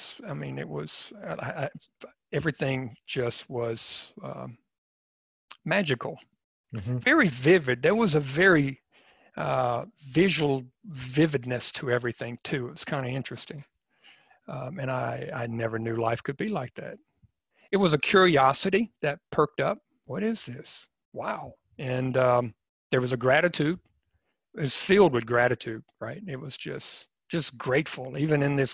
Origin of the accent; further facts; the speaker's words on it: East Coast, United States; I grew up on the East Coast